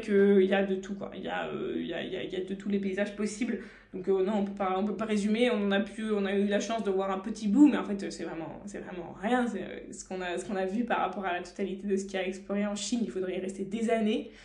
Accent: France; en tant que Français

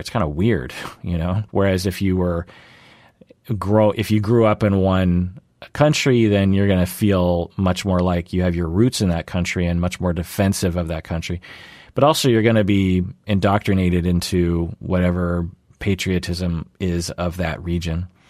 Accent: Seattle, Washington, United States; born and raised in the Seattle area

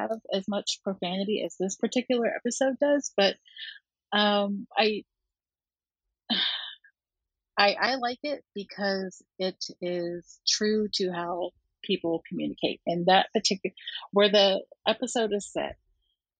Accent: Oklahoma, United States; now in Los Angeles, United States; I'm in Los Angeles, but I grew up in Oklahoma.

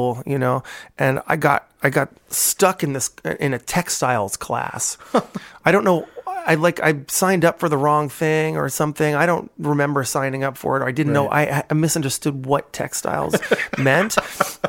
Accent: New Jersey, United States; also born or lived in California / Georgia; I grew up in New Jersey primarily. I mean, I lived in California and Georgia for part of my childhood too, but mostly on the East Coast

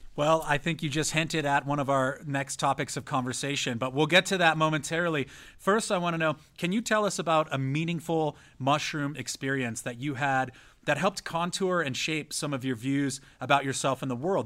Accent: San Diego, California, United States; also born or lived in San Francisco, California; I'm from San Diego, California, and I went to school in San Francisco

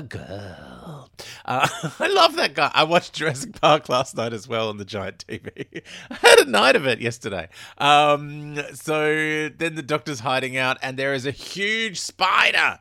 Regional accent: Melbourne, Victoria, Australia; I grew up in Brunswick.

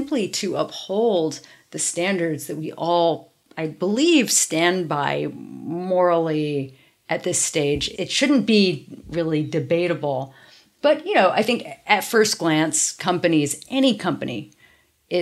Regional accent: New York City, New York, United States; In New York. I grew up actually in Soho

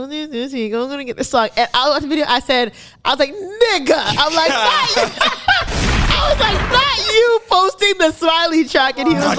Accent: Toronto, Ontario, Canada; accent: Toronto; My Toronto accent does come out sometimes, or the slang comes out sometimes.

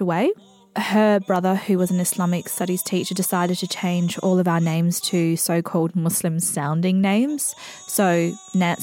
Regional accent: Australia; also born or lived in Indonesia / Coober Pedy, South Australia; All of my cultural references are Australian because I was literally raised by Australian foster carers

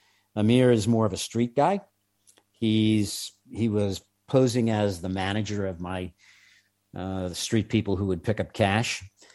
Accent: New York, United States; accent: New York; native New Yorkers, which I happen to be one of, but I was embarrassed out of my New York accent long ago.

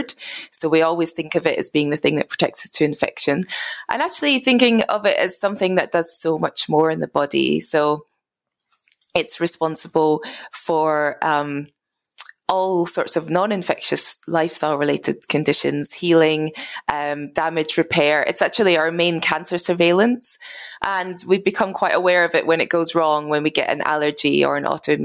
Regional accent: Scotland, United Kingdom; I'm originally from Scotland. I grew up in a farm in rural Scotland.

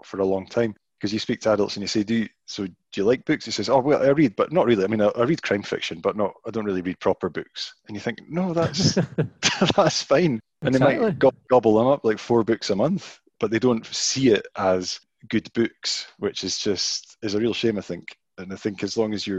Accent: Penicuik, Scotland, United Kingdom; as someone growing up in Pennycook in Midlothian, which is a sort of former mining town

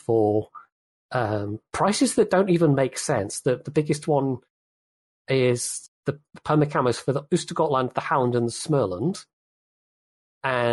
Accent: United Kingdom; as a Brit

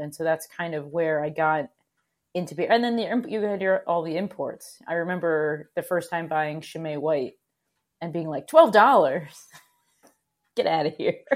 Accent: Connecticut, United States; also born or lived in Oregon / Vermont; I grew up in Connecticut

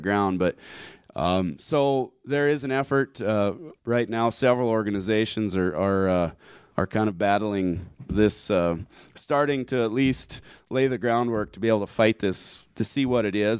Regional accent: Harding County, South Dakota, United States; I'm from Harding County

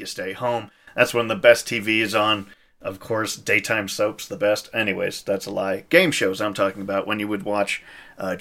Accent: Saskatchewan, Canada; now in Calgary, Canada; I'm from Saskatchewan originally

